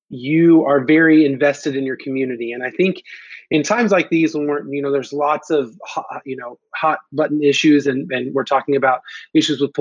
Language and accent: English; Houston, Texas, United States; I grew up in Houston